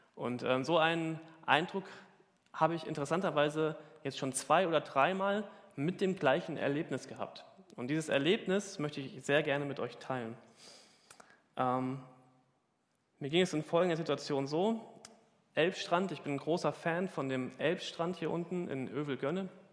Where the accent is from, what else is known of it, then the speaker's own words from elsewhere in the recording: Hesse, Germany; now in Hamburg, Germany; Ich komme aus Hessen.